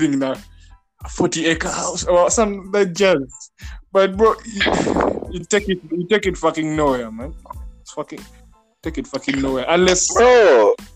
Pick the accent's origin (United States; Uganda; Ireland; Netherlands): Uganda; Being a Ugandan is hard. This is sad, but it's true. Like it's like sort of the way we grew up in Uganda, believing we can't do shit